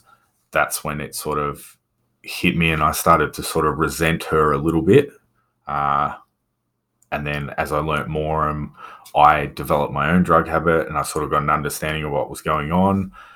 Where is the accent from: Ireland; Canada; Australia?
Australia; Victoria; I don't know if you know Victoria in Australia, but I've lived right up the top end. I've lived right down the bottom end. I've lived everywhere.